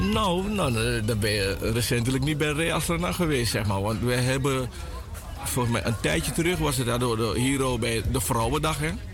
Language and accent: Dutch; Suriname; now in Netherlands; mijn jeugd was in Suriname